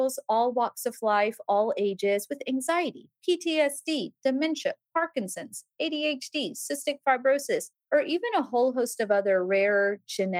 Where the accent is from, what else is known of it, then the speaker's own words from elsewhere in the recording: Mississippi, United States; also born or lived in Birmingham, Alabama; now in Nashville, United States; I'm a Southern gal through and through, born and raised in Mississippi